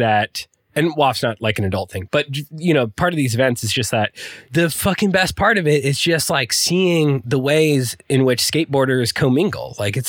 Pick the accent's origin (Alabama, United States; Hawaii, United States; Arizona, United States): Arizona, United States; Tempe; now in New York, United States